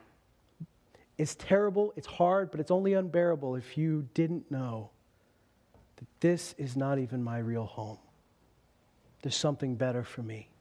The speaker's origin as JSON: {"language": "English", "town": "Meadow Lake", "region": "Saskatchewan", "country": "Canada", "tie": "born or raised there", "also_born_or_lived": "Lloydminster / Alberta", "said": "I was born in Meadow Lake, Saskatchewan, lived in Loon Lake, lived in Lloydminster. I've never lived anywhere else but Saskatchewan and Alberta"}